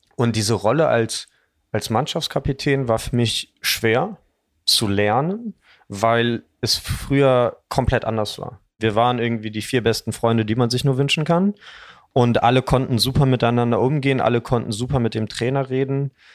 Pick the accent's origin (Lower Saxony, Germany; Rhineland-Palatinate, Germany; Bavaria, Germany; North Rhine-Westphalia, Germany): North Rhine-Westphalia, Germany; Dormagen; wir sind alle zusammen aufgewachsen, interessanterweise auch im selben Kaff. Wir kommen alle aus Dormagen